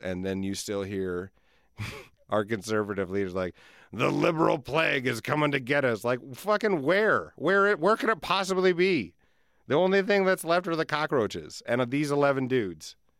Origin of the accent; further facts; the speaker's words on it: Alcester, South Dakota, United States; I grew up in Alcester